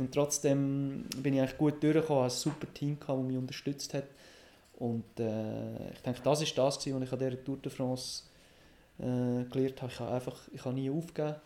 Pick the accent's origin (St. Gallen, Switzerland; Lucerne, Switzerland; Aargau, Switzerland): Lucerne, Switzerland; Roggliswil; Rockliswil, wo ich aufgewachsen bin